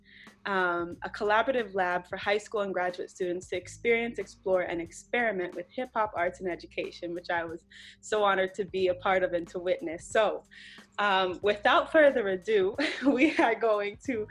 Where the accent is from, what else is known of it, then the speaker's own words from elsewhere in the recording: Hawaii, United States; I grew up in Hawaii.